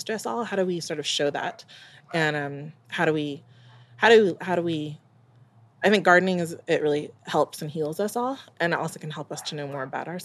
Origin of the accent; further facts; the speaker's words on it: England, United Kingdom; also born or lived in Jamaica; I'm English. I know that I'm Jamaican